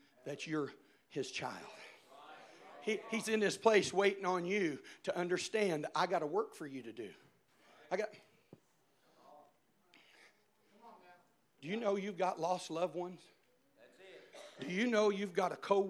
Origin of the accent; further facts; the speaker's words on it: Indiana, United States; I'm from Indiana